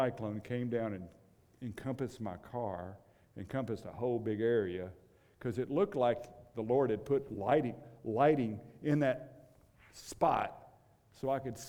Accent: Kansas, United States; and I came from one of those states. You remember where Dorothy is? She's still flying somewhere. We came from Kansas, and it's one of those bad states.

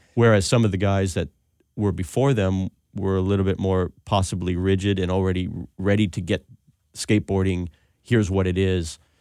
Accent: Alhambra, California, United States; also born or lived in Pasadena; I was born in Pasadena and lived in Alhambra my whole life

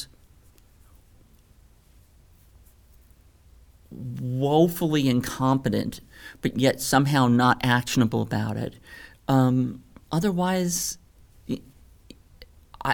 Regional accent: Louisiana, United States; moved away as an adult; I'm this weirdo from Louisiana.

